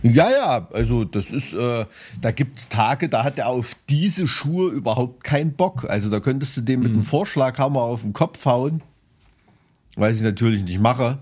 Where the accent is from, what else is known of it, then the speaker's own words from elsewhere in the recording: Thuringia, Germany; als Thüringer dem Skilanglauf verpflichtet bin